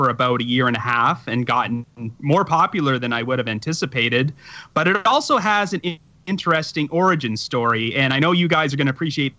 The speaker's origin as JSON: {"language": "English", "region": "Ontario", "country": "Canada", "accent": "Canadian", "said": "my Canadian accent"}